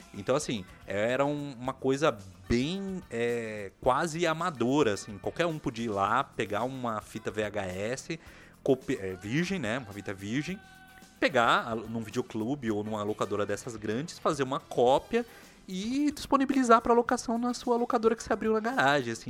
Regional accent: São Paulo, Brazil; nós que somos aqui de São Paulo, nós vivemos na capital

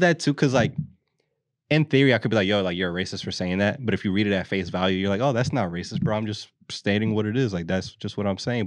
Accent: Philadelphia, Pennsylvania, United States; We're from the city. We're from the East Coast. We're from Philly

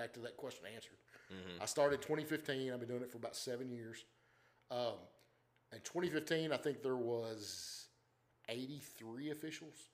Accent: Glasgow, Kentucky, United States; moved away as an adult; grew up in Glasgow, Kentucky

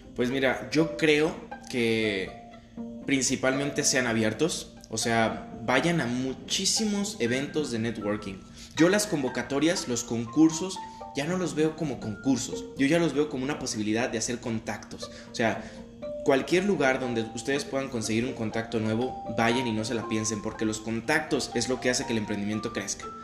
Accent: Mexico; yo sentirme como mexicano

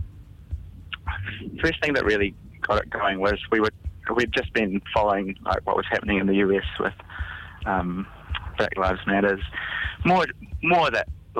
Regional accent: Indonesia; now in New Zealand; I grew up in Indonesia

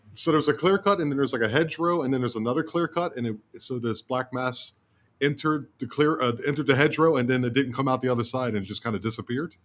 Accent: Baltimore, Maryland, United States; moved away; also born or lived in Germany; I'm from Baltimore, Maryland originally

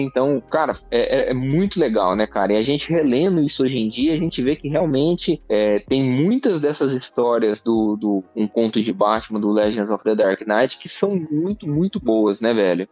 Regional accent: Barretos, São Paulo, Brazil; eu sou eu sou de Barretos

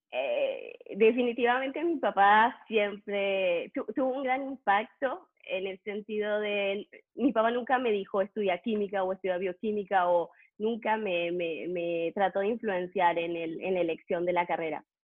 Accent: Trois-Rivières, Quebec, Canada; also born or lived in Montreal; porque yo no, no crecí en Montreal, crecí en Trois-Rivières. Y ahí fui, hice la licencia, hice eh, la maestría y para, para, el doctorado me mudé a Montreal

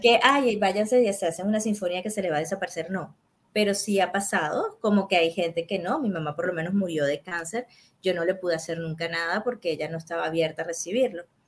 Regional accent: Venezuela

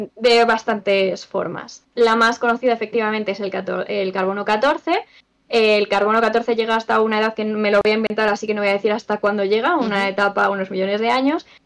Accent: Extremadura, Spain; En Extremadura, Secarral, mi pueblo está allí

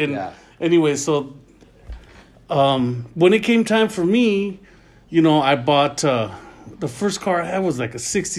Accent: Los Angeles, California, United States; also born or lived in Sun Valley; We're from North Hollywood originally.

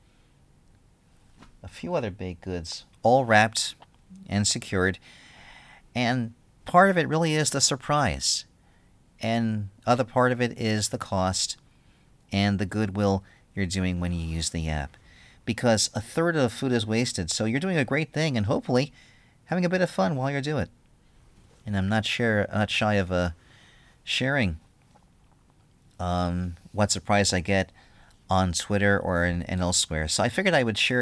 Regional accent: New York, United States; now in Philadelphia, United States; I'm from New York.

